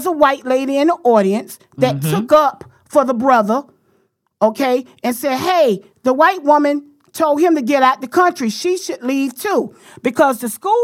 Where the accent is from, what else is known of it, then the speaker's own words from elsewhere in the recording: the South, United States; I'm from the South